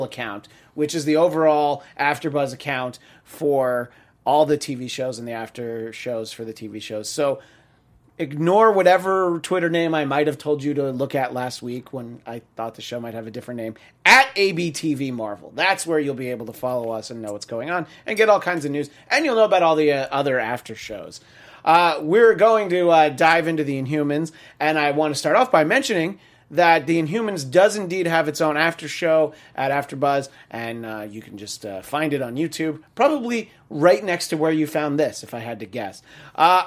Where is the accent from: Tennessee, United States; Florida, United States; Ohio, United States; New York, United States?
New York, United States; I'm from New York